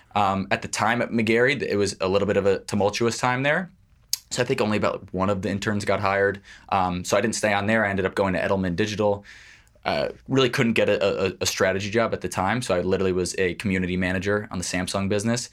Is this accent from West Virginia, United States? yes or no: no; New York City, New York, United States; I grew up in Manhattan, just a, a Upper East Side.